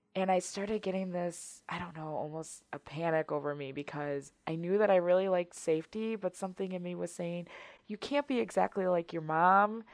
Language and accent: English; Wisconsin, United States; I'm born and raised um, in Wisconsin, so I've been here the majority of my life.